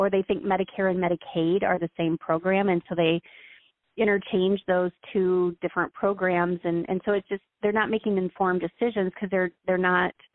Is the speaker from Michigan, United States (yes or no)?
no; Iowa, United States; now in Florida, United States; I live in Florida, and I'm from Iowa